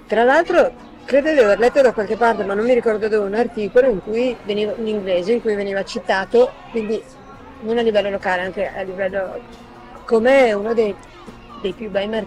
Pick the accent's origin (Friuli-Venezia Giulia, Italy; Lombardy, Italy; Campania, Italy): Lombardy, Italy; Milan; also born or lived in Venice; now in Veneto, Italy; E come sono nata a Venezia sono cresciuta a Milano.